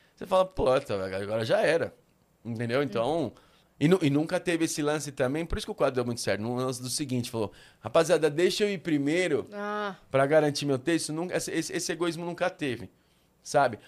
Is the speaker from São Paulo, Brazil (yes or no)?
yes; São Paulo, Brazil; eu sou da Moca desde nascença